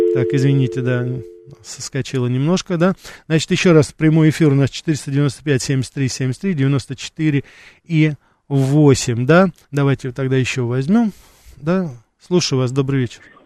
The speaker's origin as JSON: {"language": "Russian", "country": "Russia", "moved": "as an adult", "said": "я из России"}